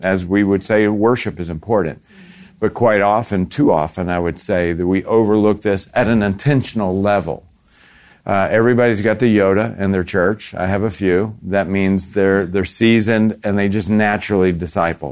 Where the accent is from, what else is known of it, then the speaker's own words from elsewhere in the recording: Florida, United States; I'm from Florida